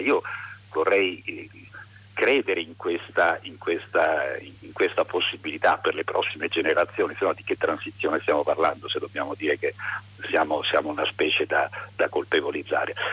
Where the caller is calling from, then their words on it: Tuscany, Italy; chiamo da Toscana